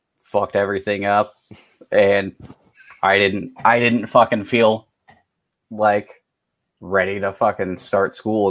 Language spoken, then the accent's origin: English; Louisiana, United States; also born or lived in Germany; now in Alaska, United States; moved up to Alaska. And I'm from Louisiana.